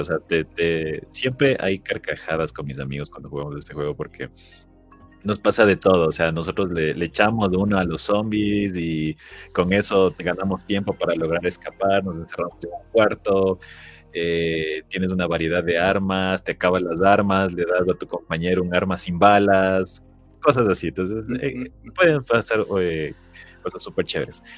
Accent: Ecuador; Yo soy de Ecuador

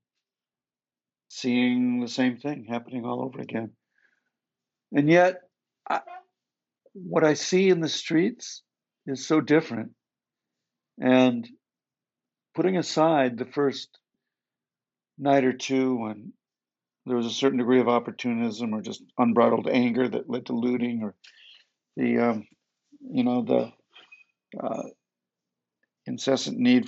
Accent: Detroit, Michigan, United States; I grew up in Detroit

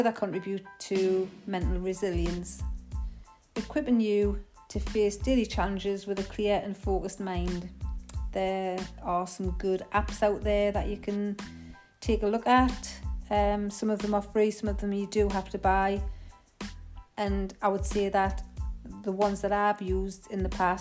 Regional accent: Geordie, North East England, United Kingdom; accent: Geordie; my Geordie accent. Some of you may find it difficult to understand the Geordie dialect sometimes.

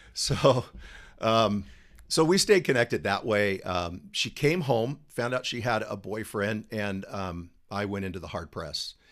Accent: San Diego, California, United States; born and raised in San Diego, native

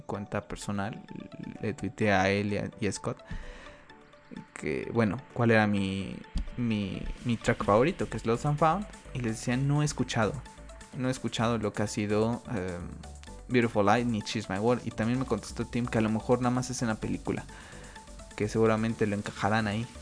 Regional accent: Mexico; aquí en mi país, en México

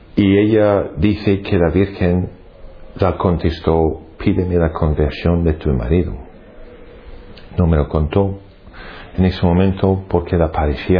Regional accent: Glasgow, Scotland, United Kingdom; Spanish is a second language; moved away as an adult; now in Madrid, Spain; Yo soy británico, nacido en Glasgow, la ciudad más grande de Escocia y llevo aquí en España unos 20 años

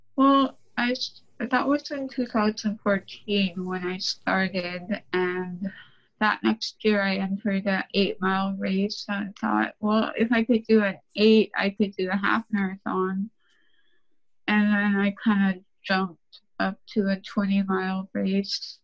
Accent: Saint Lawrence Island, Alaska, United States; So, I'm from Saint Lawrence Island. I'm Siberian Yupik.

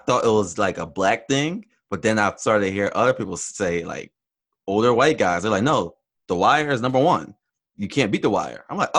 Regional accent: Philadelphia suburbs, Pennsylvania, United States; we're from the Philadelphia suburbs.

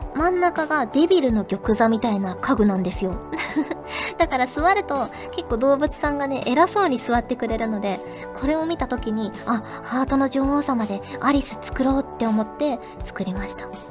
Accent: Fukuoka, Japan; moved away as an adult; also born or lived in Hachioji, Tokyo; 福岡から出てきて

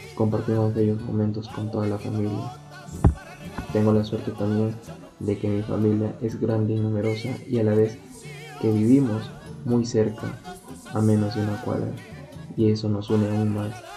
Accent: Arequipa, Peru; Estoy muy feliz de haber nacido aquí en Arequipa y poder apreciar hasta ahora que tengo 20 años

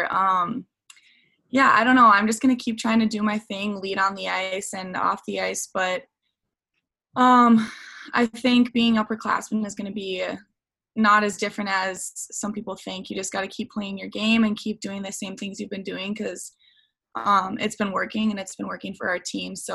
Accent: Lino Lakes, Minnesota, United States; at the beginning of quarantine, yeah, I was staying in um, my hometown, Lino Lakes, and there weren't any ice um, sheets open at all.

